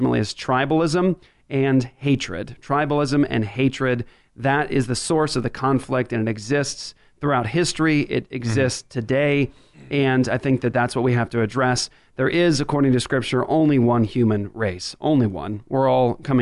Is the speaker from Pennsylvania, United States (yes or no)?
no; Washington, District of Columbia, United States; I grew up in Washington, D.C., and the school that I went to in Washington, D.C. initially was primarily black